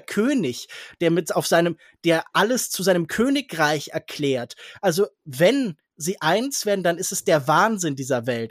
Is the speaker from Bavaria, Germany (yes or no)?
no; Kerpen, North Rhine-Westphalia, Germany; moved away; also born or lived in Baden-Württemberg; ich habe in Kerpenbrüggen gewohnt, ich bin in Kerpen zur Schule gegangen